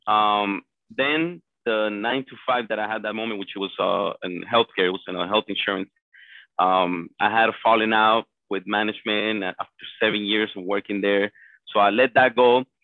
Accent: Colombia; now in Miami, United States; I was born and raised in Colombia. Came to the United States in 1999

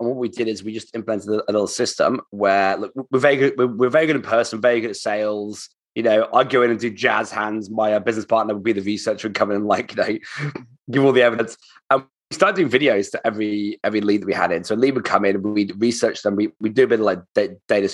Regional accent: United Kingdom; now in Australia; I'm British

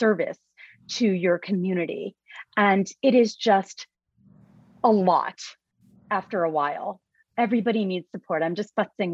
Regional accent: New York, United States; I'm a New Yorker

